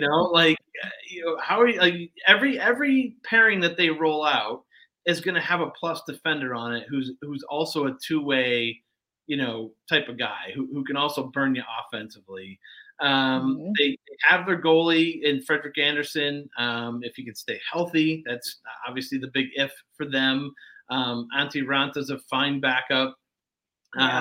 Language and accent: English; Detroit, Michigan, United States; moved away; I grew up in Detroit. Uh, I'm from Detroit area